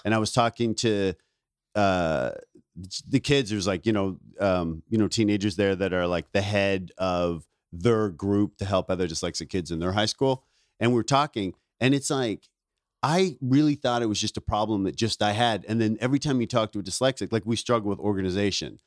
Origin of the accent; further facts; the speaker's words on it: Ontario, Canada; moved away; also born or lived in Vancouver; I grew up in Ontario, but I started comedy in Vancouver